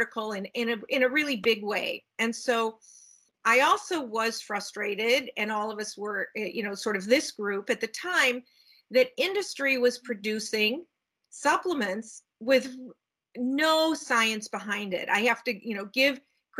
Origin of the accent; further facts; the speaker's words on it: Cleveland, Ohio, United States; now in Seattle, United States; I do now live in Washington State in Seattle, but I grew up in the Midwest in Cleveland, Ohio